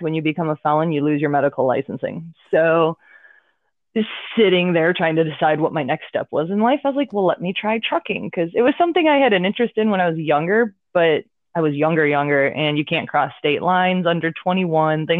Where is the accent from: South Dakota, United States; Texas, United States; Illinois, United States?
Illinois, United States; Chicago; moved away as an adult; also born or lived in Arkansas; Born and raised in Chicago